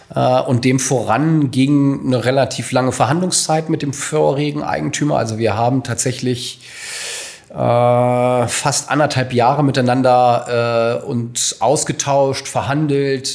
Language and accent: German; Hanover, Lower Saxony, Germany; gebürtiger Hannoveraner